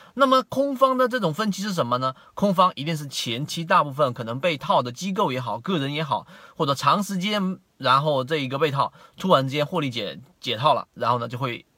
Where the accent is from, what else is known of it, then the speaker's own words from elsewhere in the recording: China; 我们中国人